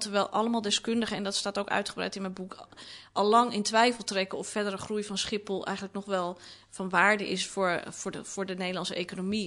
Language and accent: Dutch; Amsterdam, North Holland, Netherlands; Ik ben opgegroeid in de Watergasmeer